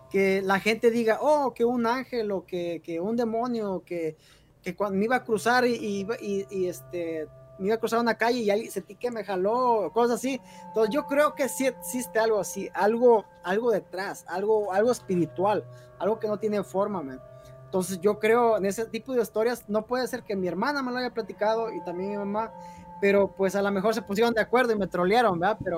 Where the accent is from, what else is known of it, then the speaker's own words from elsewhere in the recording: Guerrero, Mexico; Igual a Guerrero. Es, está, todo, todo hasta el sur de, México.